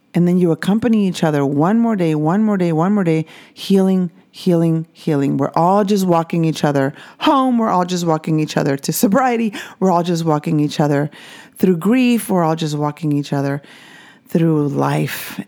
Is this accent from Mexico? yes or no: yes; Mexico; I grew up Catholic in Mexico